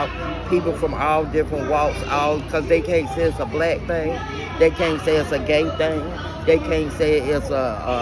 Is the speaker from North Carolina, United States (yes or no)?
yes; Goldsboro, North Carolina, United States; I'm from Goldsboro, North Carolina